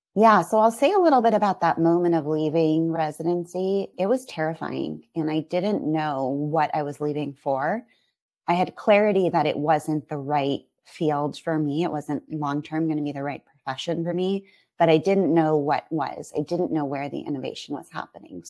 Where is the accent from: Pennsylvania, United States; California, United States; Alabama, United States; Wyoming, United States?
California, United States; San Francisco Bay Area; also born or lived in San Diego; I'm from this area, and we wanted to be closer to home